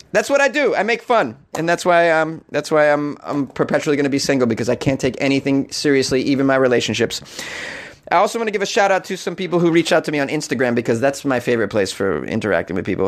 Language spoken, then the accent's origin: English; New England, United States; I'm from New England